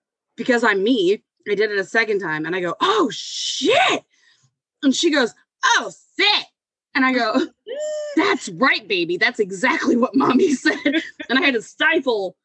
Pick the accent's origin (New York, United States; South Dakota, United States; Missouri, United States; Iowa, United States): Missouri, United States; Ferguson; I am from St. Louis, Missouri, where I live right now. Born and raised out here, actually, Ferguson.